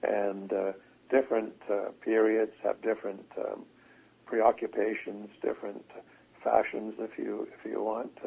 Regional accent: Victoria, British Columbia, Canada; I grew up mostly in Victoria, B.C.

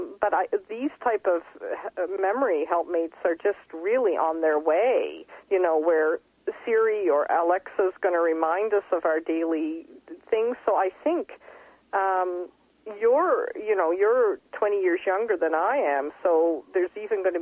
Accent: Fredericton, New Brunswick, Canada; moved away as an adult; now in Berlin, Germany; I had quite an extraordinary growing up in Fredericton in a huge house with boa constrictors and tarantulas

